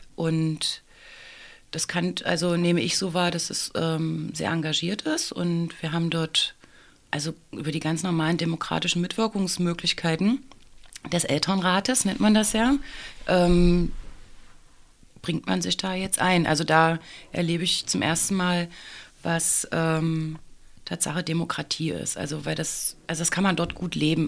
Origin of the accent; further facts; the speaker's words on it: Saxony-Anhalt, Germany; moved away as an adult; now in Leipzig, Germany; Ich bin tatsächlich eine Wahlleipzigerin. Ich komme ursprünglich aus dem Sachsen-Anhaltinischen und bin aber gleich nach dem Abitur nach Leipzig gekommen